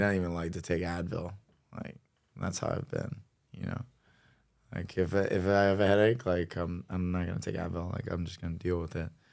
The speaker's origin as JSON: {"language": "English", "town": "Cincinnati", "region": "Ohio", "country": "United States", "tie": "born or raised there", "said": "growing up in Cincinnati, Ohio"}